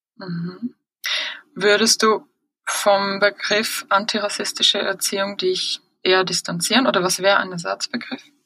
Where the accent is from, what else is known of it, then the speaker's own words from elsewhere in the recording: Switzerland; bei uns in der Schweiz